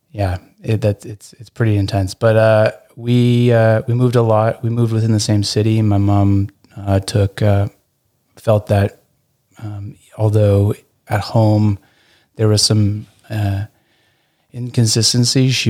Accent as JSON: {"language": "English", "town": "Burlington", "region": "Ontario", "country": "Canada", "tie": "born or raised there", "also_born_or_lived": "England", "said": "Um, I I grew up in mostly in Burlington, Ontario."}